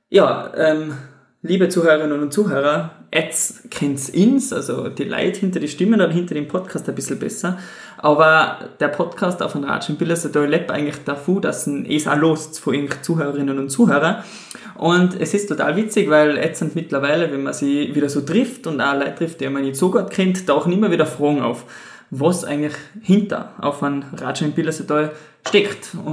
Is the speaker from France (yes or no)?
no; St. Ulrich am Pillersee, Tyrol, Austria; bin aus St. Ulrich im Pillersee, 21 Jahre alt, im wunderschönen Ortsteil Flecken von St. Ulrich aufgewachsen auf einem Bauernhof.